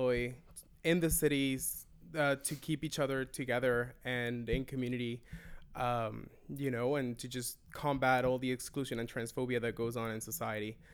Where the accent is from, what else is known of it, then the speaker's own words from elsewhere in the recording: Venezuela; moved away as an adult; now in Toronto, Canada; I am originally from Venezuela. I've been living in Toronto for 7.5 years